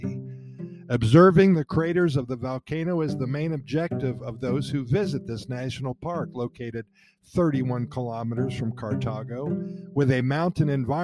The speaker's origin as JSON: {"language": "English", "region": "Ohio", "country": "United States", "moved": "yes", "lives_now": "Costa Rica", "said": "I'm from Ohio. I can't see a volcano in my state."}